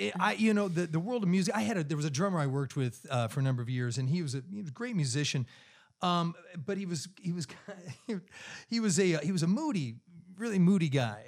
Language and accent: English; Clearwater, Kansas, United States; now in Charlotte, United States; I grew up in this little town of 2,000 people, farm community. You know, I grew up on a dirt road uh, with wheat fields on all four sides of the house. My mailing address the entire time I was growing up was Route One, Clearwater, Kansas